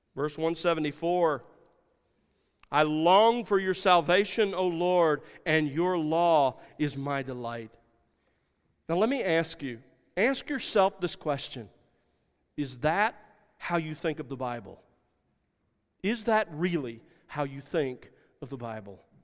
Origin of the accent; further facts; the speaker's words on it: South Alabama, United States; growing up in South Alabama